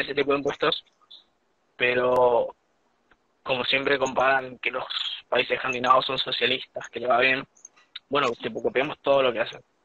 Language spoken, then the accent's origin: Spanish; Argentina; moved away as an adult; now in Copenhagen, Denmark; Somos argentinos